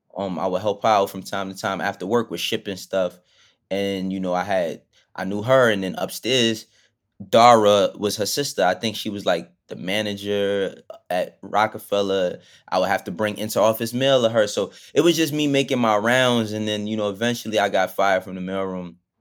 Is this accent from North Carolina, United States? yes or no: no; New York City, New York, United States; also born or lived in Bronx, New York / Maryland; I was born in, in the Bronx and all that, but I grew up in Harlem from, like, my, from the time I was twelve. I moved to Harlem when I was twelve up until being an adult